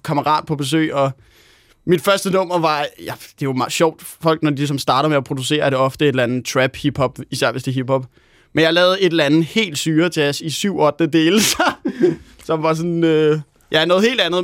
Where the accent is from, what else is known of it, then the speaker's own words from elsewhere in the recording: Helsingør, Capital Region of Denmark, Denmark; lækkert studie hjemme i Helsingør, hvor jeg er vokset op